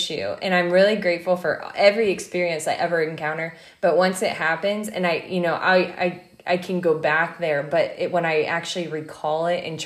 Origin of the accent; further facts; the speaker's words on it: Midwest, United States; I'm from the Midwest.